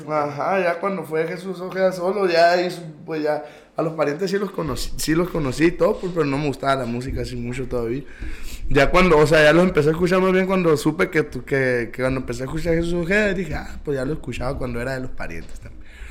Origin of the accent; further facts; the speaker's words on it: Caborca, Sonora, Mexico; Aquí nací en Caborca, aquí sigo